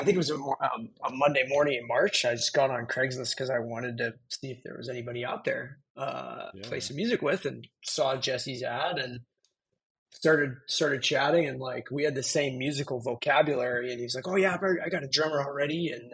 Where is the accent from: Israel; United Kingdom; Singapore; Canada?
Canada; Calgary, Alberta; moved away as an adult; also born or lived in Fort Worth, Texas; now in San Jose, United States; I grew up in Calgary, Alberta